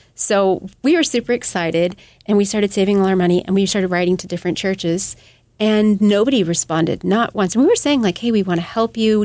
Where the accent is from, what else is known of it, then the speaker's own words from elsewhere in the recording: United States; as American